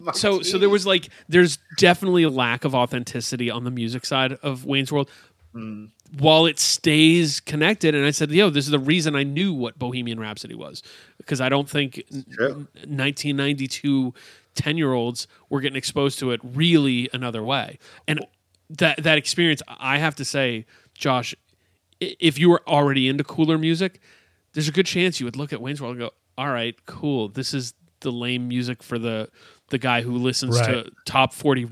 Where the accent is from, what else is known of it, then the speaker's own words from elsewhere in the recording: Canada; hey, we're Canadians, and like, yeah, we're going to dress up like we're from Chicago.